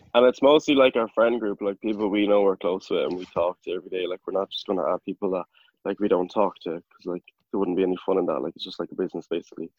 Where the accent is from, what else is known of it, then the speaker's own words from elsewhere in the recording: Clare, Munster, Ireland; I'm from Clare